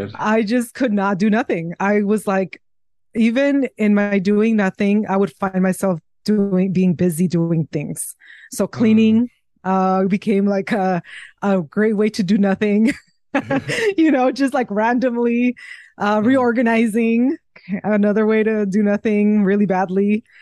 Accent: Mexico; moved away; the place where I was raised in Mexico

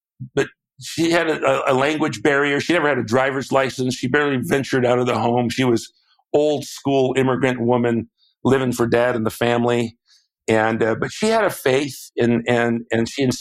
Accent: Southern California, United States; I went to UCLA because I grew up in Southern California

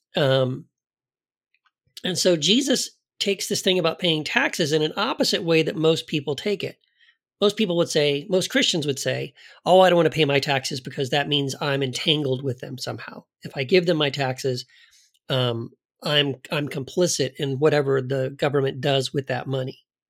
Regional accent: United States; as an American, someone raised in the American church

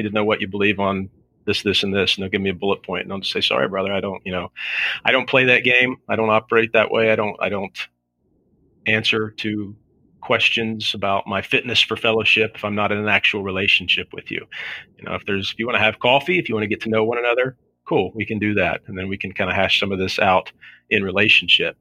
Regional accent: South Shore, Kentucky, United States; moved away as an adult; now in Southern Ohio, United States; I grew up on the Kentucky side and migrated over here to Ohio after I got married

